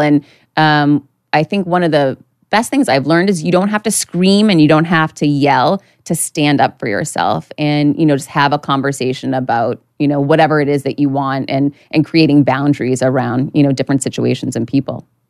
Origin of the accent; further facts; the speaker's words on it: Worcester, Massachusetts, United States; now in Miami Beach, United States; I grew up right outside of Boston in Worcester, Mass.